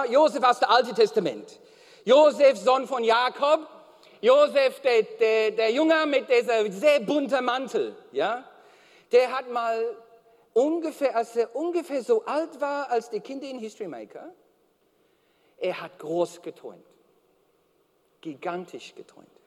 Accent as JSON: {"language": "German", "country": "Australia", "second_language": "German", "said": "Na, ich bin Australier."}